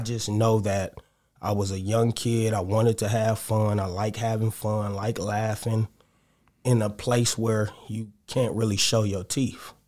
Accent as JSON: {"language": "English", "town": "Los Angeles", "region": "California", "country": "United States", "tie": "born or raised there", "said": "I'm from the Crenshaw District, Jefferson Park area"}